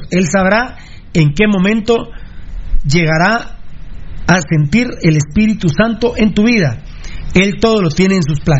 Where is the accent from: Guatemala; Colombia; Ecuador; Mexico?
Guatemala; Soy un, verdaderamente un guatemalteco orgulloso.